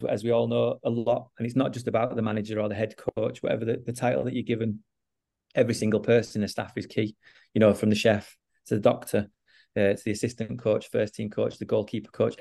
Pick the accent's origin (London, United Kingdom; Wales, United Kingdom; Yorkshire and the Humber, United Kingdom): Yorkshire and the Humber, United Kingdom; Huddersfield; moved away as an adult; also born or lived in Sweden; I was born and brought up in Huddersfield